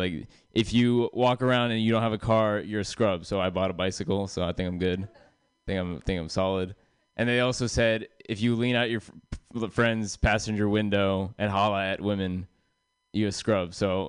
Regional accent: India; I am Indian, obviously.

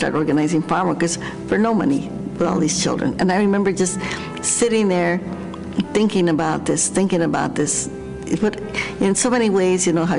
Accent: New Mexico, United States; I grew up in New Mexico

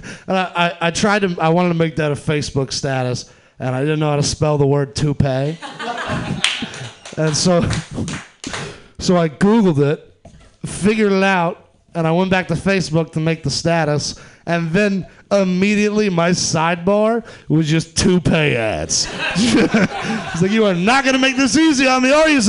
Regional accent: Atlanta, Georgia, United States; I'm from the South. I'm from Atlanta, Georgia.

